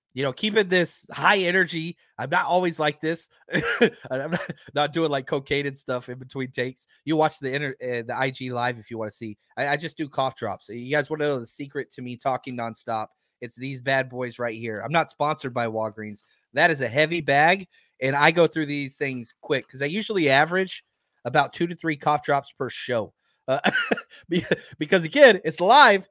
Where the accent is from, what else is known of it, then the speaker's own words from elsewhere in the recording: the South, United States; I'm from the South.